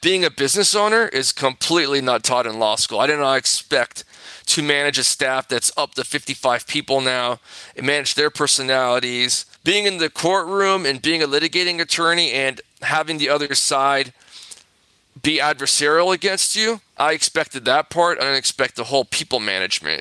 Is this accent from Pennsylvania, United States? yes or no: no; Corona, California, United States; also born or lived in Santa Monica, California; I grew up in Corona, California.